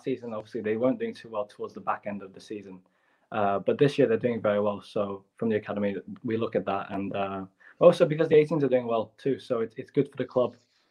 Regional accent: Hong Kong; Yes, I was born in Hong Kong, and Hong Kong even now is still heavily populated with foreigners.

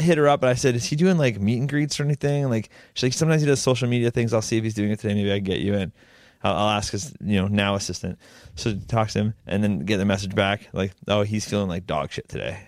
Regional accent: Langley, British Columbia, Canada; I'm from Lang Lee

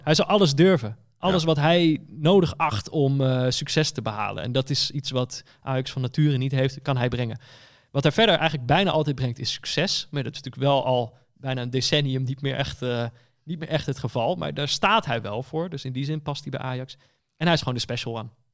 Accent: Netherlands; ik ben Nederlander.

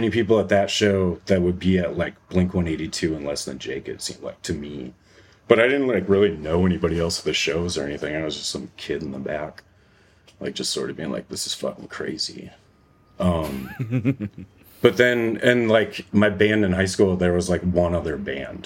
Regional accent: South Dakota, United States; moved away as an adult; now in Minneapolis, United States; I grew up in South Dakota

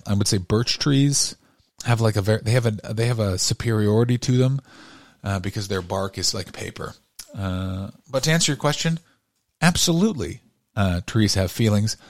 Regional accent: Canada; now in Los Angeles, United States; I grew up in Canada

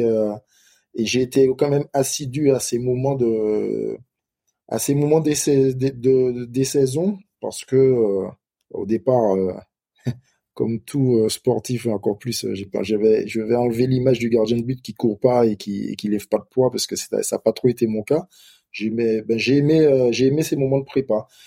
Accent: Martinique; moved away; also born or lived in Metropolitan France; on est des Antillais

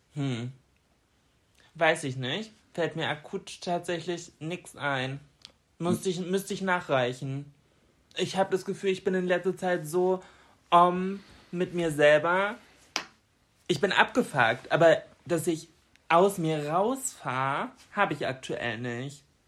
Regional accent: Germany; bei uns in Deutschland

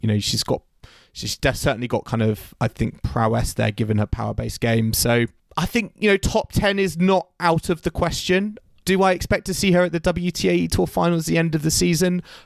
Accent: United Kingdom; as a British tennis fan

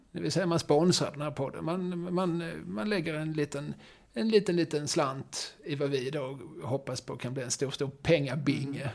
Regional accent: Malmö, Skåne, Sweden; vi är ju Malmöbor

